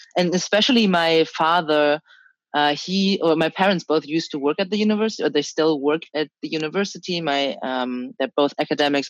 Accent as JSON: {"language": "English", "country": "Germany", "tie": "born or raised there", "also_born_or_lived": "China", "said": "I was born in China. I moved to Germany when I was three and a half."}